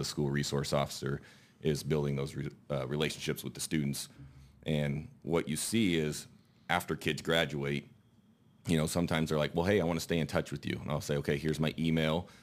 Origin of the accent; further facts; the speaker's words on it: Elmwood, Nebraska, United States; I am from Elmwood. It's a small town east of Lincoln, about twenty minutes. I grew up there